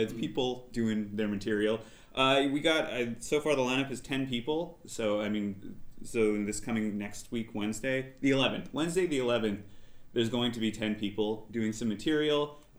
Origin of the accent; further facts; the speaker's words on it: Montreal, Quebec, Canada; I'm Canadian, yeah.